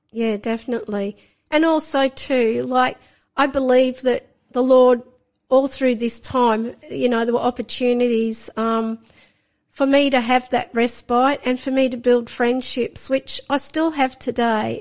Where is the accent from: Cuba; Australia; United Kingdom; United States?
Australia; Sydney, New South Wales; I was born in Sydney. So I grew up in Sydney